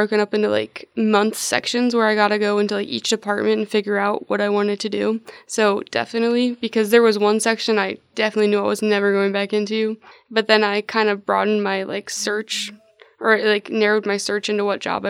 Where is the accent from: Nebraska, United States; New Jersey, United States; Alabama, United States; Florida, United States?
Nebraska, United States; West Point; West Point, Nebraska.